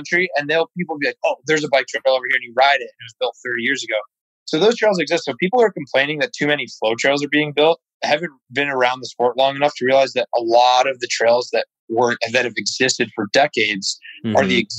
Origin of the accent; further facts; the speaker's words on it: upstate New York, United States; I grew up right in Plattekill Bike Park in upstate New York